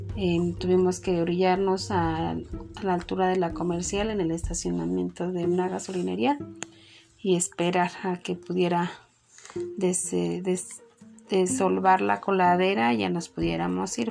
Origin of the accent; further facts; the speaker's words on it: Mexico; nosotros como mexicanos